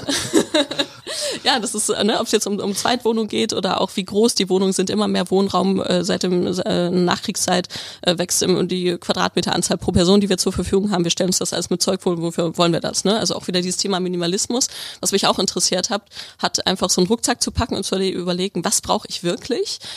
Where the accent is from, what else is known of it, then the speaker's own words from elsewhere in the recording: Bielefeld, North Rhine-Westphalia, Germany; moved away as an adult; also born or lived in Stuttgart / Tübingen; Ich komme aus Nordrhein-Westfalen, aus Bielefeld, aus der Stadt, die es nicht gibt